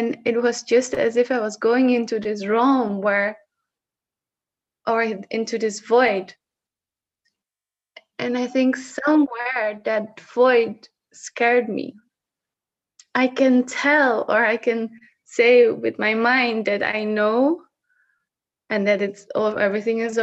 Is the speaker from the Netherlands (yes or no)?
yes; Netherlands; first language Dutch; English is a second language; I am Dutch, but I'm almost sometimes at times unable to actually talk in Dutch when it comes to expressing myself, what is there. And it's interesting because Dutch is my native language.